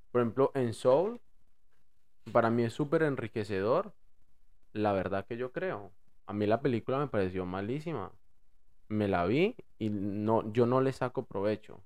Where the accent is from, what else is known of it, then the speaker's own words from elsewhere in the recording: Bogotá, Colombia; accent: rolo; moved away; yo hablo rolo